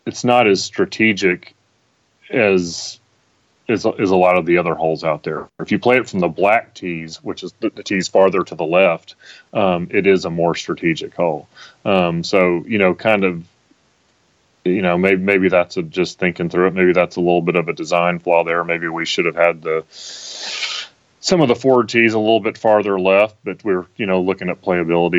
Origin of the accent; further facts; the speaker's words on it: Tennessee, United States; I grew up, obviously, in Tennessee